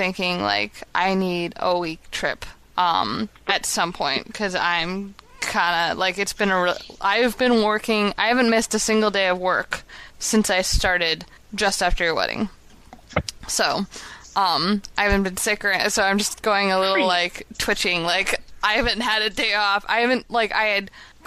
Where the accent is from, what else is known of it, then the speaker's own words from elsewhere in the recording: Chicago, Illinois, United States; I'm from Chicago